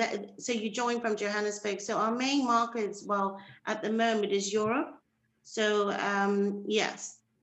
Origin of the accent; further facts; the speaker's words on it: St. Helena; Yeah, so we are British Overseas territory.